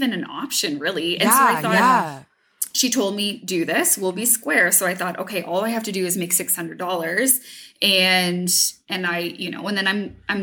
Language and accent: English; Hamilton, Ontario, Canada; I'm from Hamilton